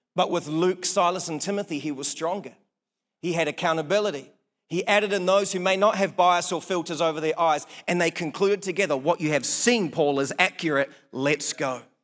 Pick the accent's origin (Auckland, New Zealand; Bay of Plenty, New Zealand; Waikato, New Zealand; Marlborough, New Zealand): Marlborough, New Zealand; Blenheim; now in Palmerston North, New Zealand; my hometown in Blenheim.